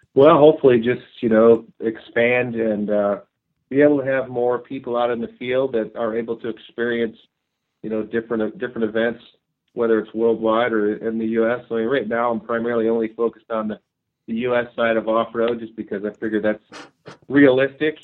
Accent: Ohio, United States; moved away as an adult; also born or lived in Europe; now in Idaho, United States; I grew up in Ohio

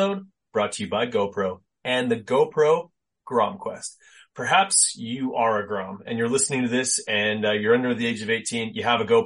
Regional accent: Canada; also born or lived in Winnipeg; a fellow Canadian

